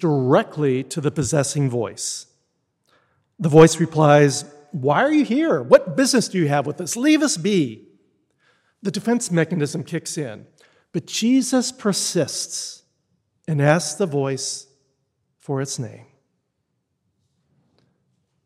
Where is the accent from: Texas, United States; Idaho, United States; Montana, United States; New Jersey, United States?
Texas, United States; moved away; I grew up in Texas, and while I had many, many blessed experiences there and it's a wonderful place to grow up